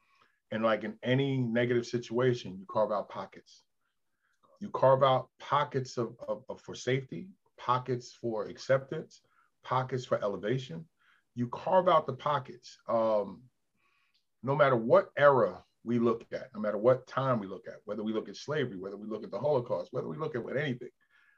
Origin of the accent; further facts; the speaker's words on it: New York, United States; now in Delaware, United States; I grew up in New York, bowled in New York. Now I'm down here in Delaware.